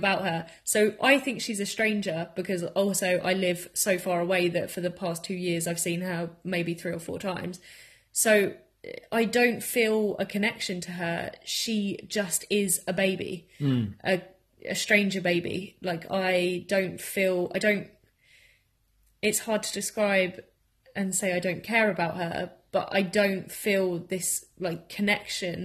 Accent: Margate, South East England, United Kingdom; now in Bournemouth, United Kingdom; I also live in Bournemouth and I'm from Margate

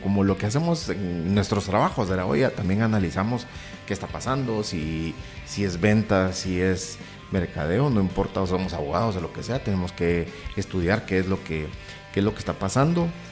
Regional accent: Guatemala; somos chapines todos

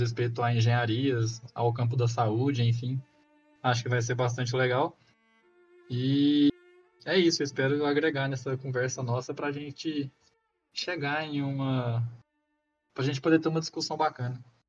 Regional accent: Goiás, Brazil; also born or lived in Rio Verde, Goiás; eu sou daqui do estado de Goiás, é, moro no interior aqui da, do estado, numa cidadezinha

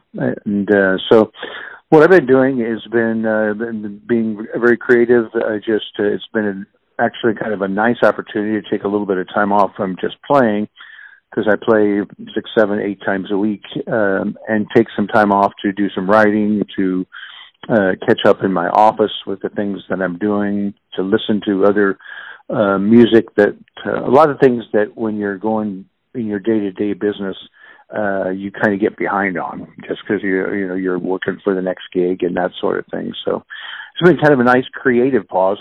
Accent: Kansas City, Missouri, United States; I was born and raised in Kansas City. I'm a, a native Kansas Cityan and uh, grew up basically in the Brookside neighborhood.

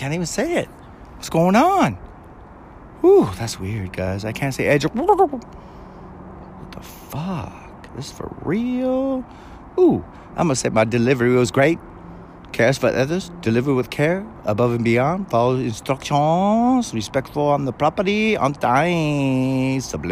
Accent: California, United States; I was born and raised in Cali

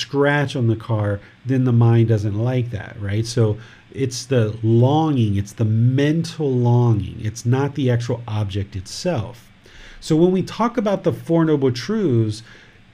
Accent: United States; now in Thailand; this physical body was born in America, and other people consider me American

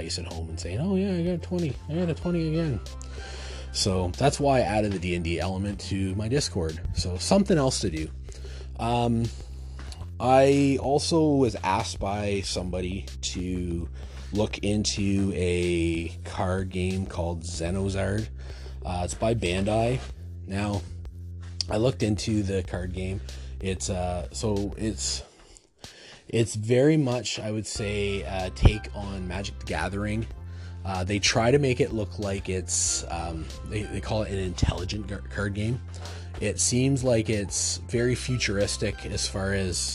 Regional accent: Ontario, Canada; I'm from Ontario. I'm not from the East Coast

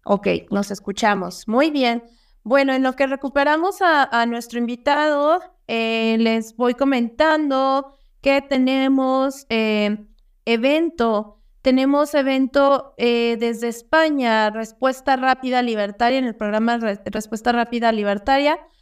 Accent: Mexico; nosotros como mexicanos

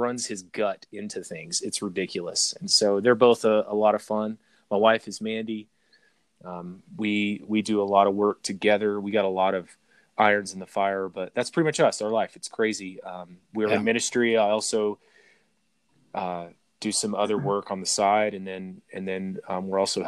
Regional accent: Arkansas, United States; now in Colorado, United States; that's where I'm from, is from Arkansas. I live in Colorado now

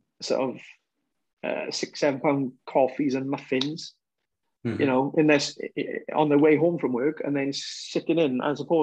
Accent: Welsh, Wales, United Kingdom; we're Welsh

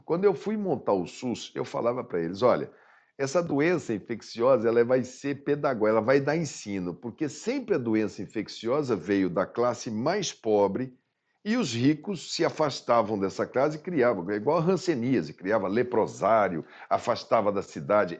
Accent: Mato Grosso do Sul, Brazil; eu sou de Mato Grosso do Sul

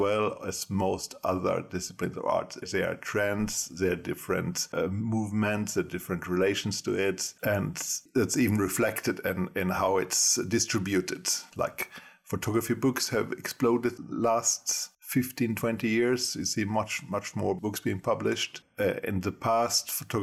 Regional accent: Germany; moved away as an adult; now in Gothenburg, Sweden; I was born in Germany a long time ago and I studied photography in Germany first. Then I came to Sweden as an exchange student, 25 years ago.

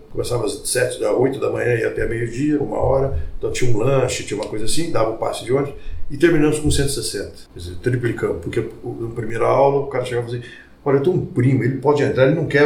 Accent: Barretos, São Paulo, Brazil; now in Ribeirão Preto, Brazil; Eu mudei para Ribeirão Preto, eu vim de Barretos, mudei para Ribeirão Preto.

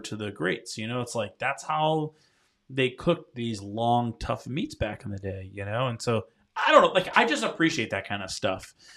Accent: Rhode Island, United States; now in North Carolina, United States; when I first moved to North Carolina, 'cause I'm from Rhode Island

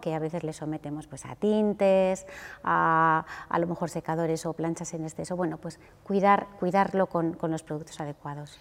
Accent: Huesca, Aragon, Spain; yo soy de un sitio pequeño, soy de Huesca

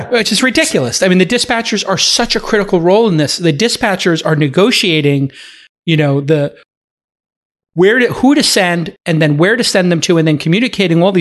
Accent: Cape Town, Western Cape, South Africa; growing up in Cape Town, you, you grow up on the water and you grow yeah. up uh, kind of like the water is a big part of the of your life.

